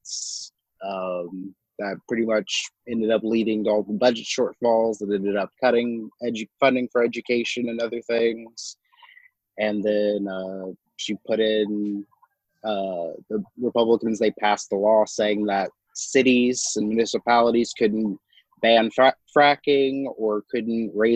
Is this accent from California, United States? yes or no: no; Shawnee, Oklahoma, United States; I'm from more the central part of Oklahoma, Shawnee, which is about an hour east of Oklahoma City